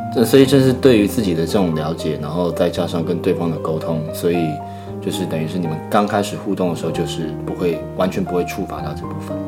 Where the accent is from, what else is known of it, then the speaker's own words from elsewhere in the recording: Hsinchu, Taiwan; 我是新竹